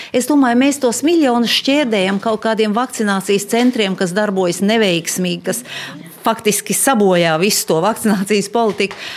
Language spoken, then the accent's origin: Latvian; Jelgava, Zemgale, Latvia; Es esmu zemgaliete, es esmu dzimusi šeit pat nedaudz kilometrus tālāk Jelgavā